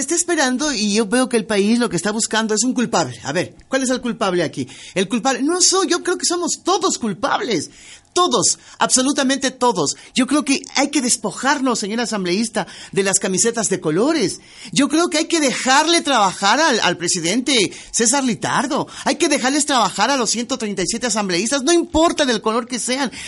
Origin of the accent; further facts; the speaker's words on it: Ecuador; a lo mejor soy ecuatoriana diferente